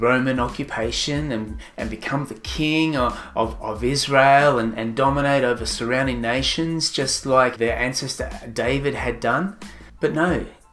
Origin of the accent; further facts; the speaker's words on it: Sunshine Coast, Queensland, Australia; I'm from the Sunshine Coast, Australia